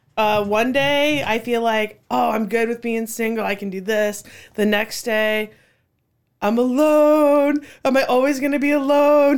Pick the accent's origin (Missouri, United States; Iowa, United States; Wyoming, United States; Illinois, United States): Iowa, United States; Cedar Falls; I grew up in Cedar Falls since fourth grade